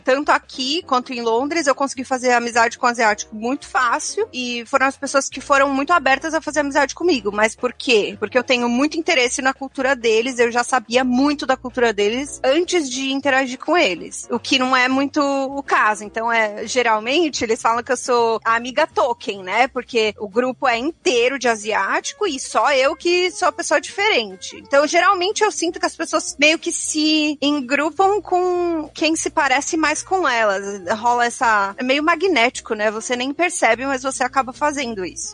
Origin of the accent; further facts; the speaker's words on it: São Caetano do Sul, São Paulo, Brazil; moved away as an adult; also born or lived in London; now in Toronto, Canada; eu sou brasileira